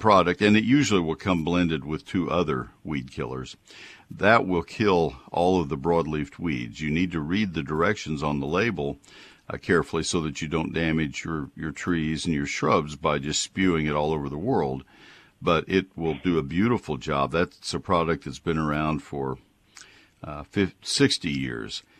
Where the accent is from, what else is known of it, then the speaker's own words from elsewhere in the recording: College Station, Texas, United States; I grew up in College Station. I grew up learning how to garden in the Brazos County soil